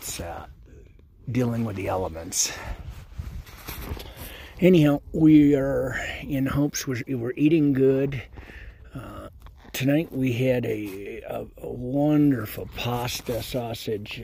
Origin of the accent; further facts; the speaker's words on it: Colorado, United States; growing up around Colorado and the resorts